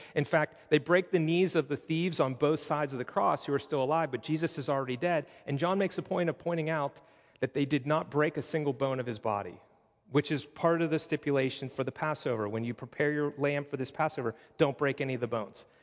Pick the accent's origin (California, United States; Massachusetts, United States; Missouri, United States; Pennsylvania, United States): Pennsylvania, United States; Pittsburgh; moved away; I'm originally from Pittsburgh